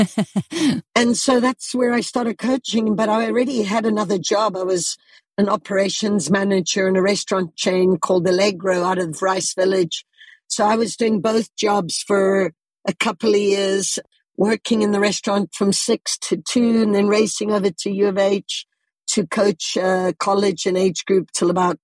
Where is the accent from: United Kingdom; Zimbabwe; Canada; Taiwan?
Zimbabwe; moved away; also born or lived in United States; I was born and raised in Southern Africa.